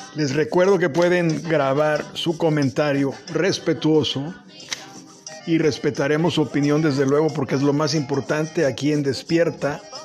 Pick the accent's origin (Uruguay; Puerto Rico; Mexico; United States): Mexico; nosotros mismos como mexicanos